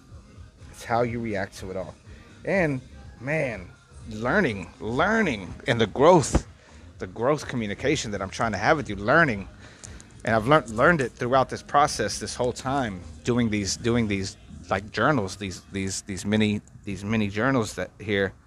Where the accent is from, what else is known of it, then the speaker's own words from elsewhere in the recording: Texas, United States; now in Los Angeles, United States; Texas, I can't really get back to, you know? I would love to be able to go back and regroup and recharge my batteries in my hometown